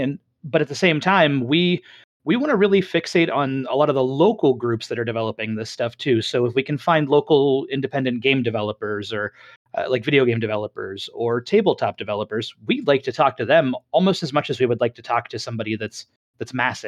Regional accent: Armstrong County, Pennsylvania, United States; I grew up in up in Armstrong County

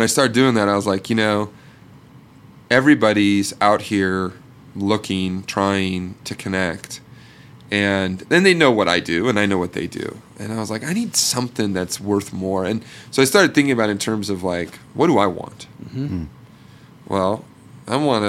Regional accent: Portland, Oregon, United States; also born or lived in Seattle; I'm from Portland, Oregon, and I went to Oregon State

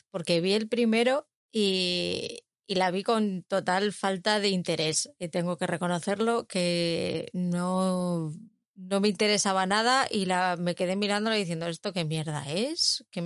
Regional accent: Madrid, Community of Madrid, Spain; soy de San Blas

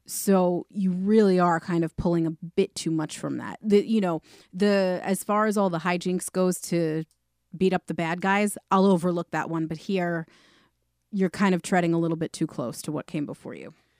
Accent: New York, United States; We're from New York

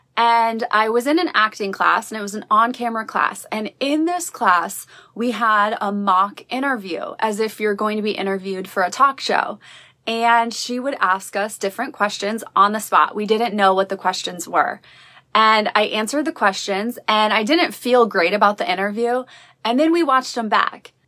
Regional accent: Midwest, United States; growing up in the Midwest

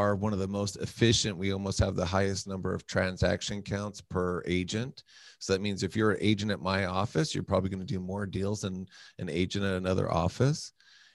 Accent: North Las Vegas, Nevada, United States; I grew up in the hood. I grew up in North Las Vegas

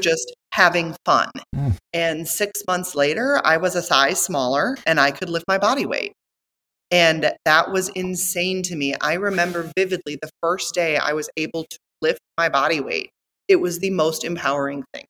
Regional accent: Northeast Wisconsin, United States; moved away as an adult; also born or lived in Australia; I came from Northeast Wisconsin

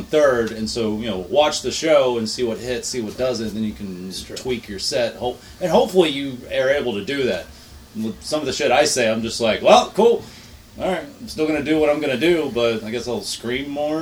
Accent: Irving, Texas, United States; also born or lived in Arlington, Texas; Irving, technically. I live in Arlington. I'm a mid-cities. I'm a DFW kid.

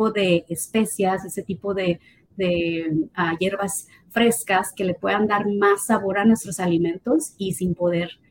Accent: Mexico; now in United States; aunque yo me vine de México aquí a, Estados Unidos, eh, yo creo que fue donde más le, sufrí, le batallé, ¿no? De que no encontraba la comida que me supiera a, México o a, mi, o a mi estado

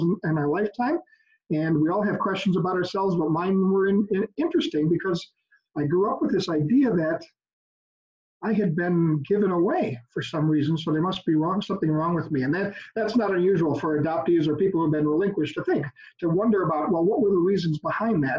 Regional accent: West Allis, a suburb of Milwaukee, Wisconsin, United States; also born or lived in Oconomowoc, Wisconsin; I was raised in West Dallas, a suburb here of Milwaukee

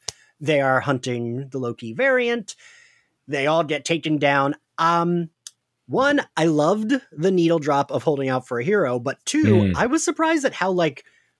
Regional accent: New Jersey, United States; accent: Jersey; It's my Jersey accent.

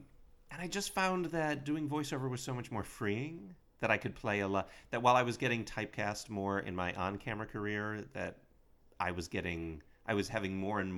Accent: Dunmore, Pennsylvania, United States; I'm from Dunmore.

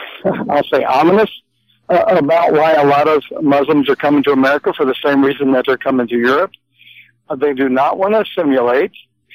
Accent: Indiana, United States; I'm from Indiana

